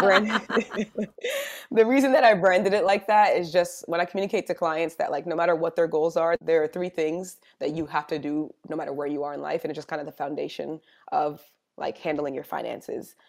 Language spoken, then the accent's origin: English; New Jersey, United States; moved away as an adult; also born or lived in Georgia; I'm originally from New Jersey